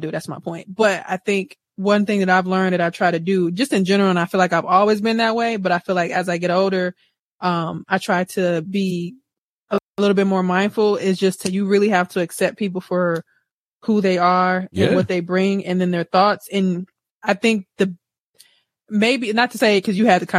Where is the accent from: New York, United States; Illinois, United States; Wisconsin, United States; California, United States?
Wisconsin, United States; I'm from Wisconsin